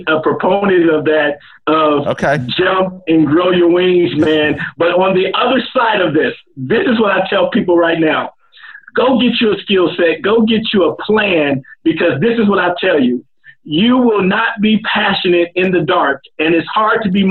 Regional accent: Compton, California, United States; moved away as an adult; also born or lived in Germany; I'm originally from a little city called Compton, California. Don't know if you ever heard of it, but when I was raised in Compton, California

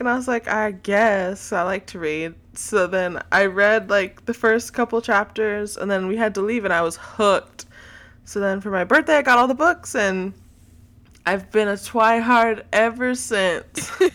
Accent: Texas, United States; I am from Texas, so that is a big part of my identity as a Texan

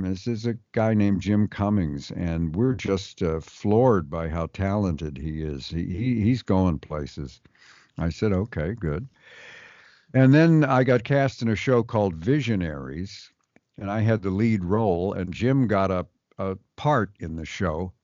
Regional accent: Montreal, Quebec, Canada; we're both from Montreal, Canada.

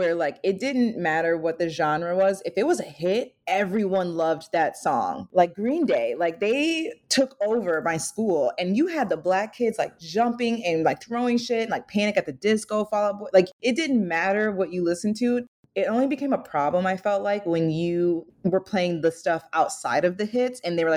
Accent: Lansing, Michigan, United States; moved away; also born or lived in Texas; I'm from Lansing, Michigan

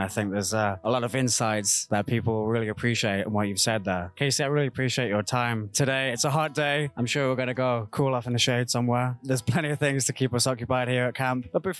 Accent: United Kingdom; as a British guy. I'm a little bit of an outsider here

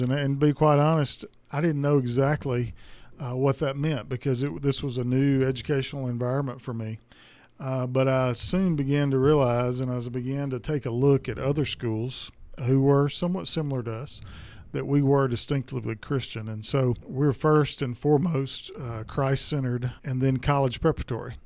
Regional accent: Durant, Mississippi, United States; moved away as an adult; also born or lived in DeSoto County, Mississippi; I grew up in Durant, Mississippi, which is about two hours south of here.

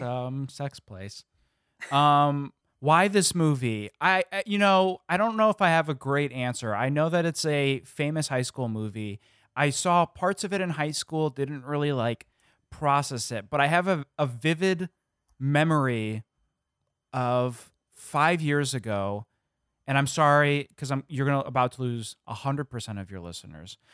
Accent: Illinois, United States; growing up in the Midwest

